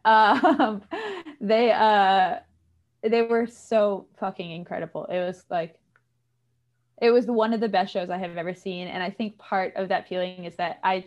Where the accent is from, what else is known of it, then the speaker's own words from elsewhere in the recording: Connecticut, United States; I grew up in Connecticut